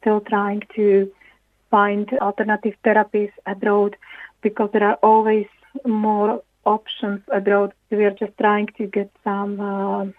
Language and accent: English; Slovakia; moved away as an adult; now in Ireland; We are originally from Slovakia. We moved to Ireland in 2006